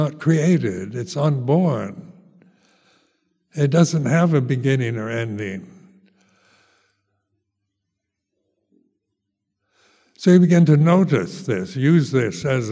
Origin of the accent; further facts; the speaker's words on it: United States; moved away as an adult; also born or lived in Thailand; Being an American, the first foreigner in Lumpa Cha's Sangha